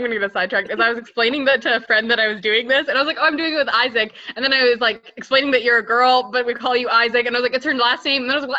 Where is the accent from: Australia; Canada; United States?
United States; Buffalo, New York; moved away as an adult; also born or lived in Chapel Hill, North Carolina / South Carolina; now in Charlotte, United States; So originally from Buffalo, New York, I went to both undergrad and pharmacy school at the University of North Carolina at Chapel Hill.